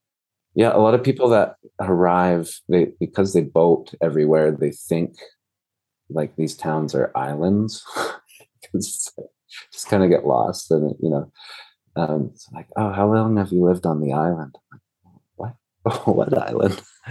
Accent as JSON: {"language": "English", "country": "Peru", "tie": "born or raised there", "said": "And, you know, I grew up in Peru, and when my parents went to Peru in 1994, it was like the worst country in the world to go to."}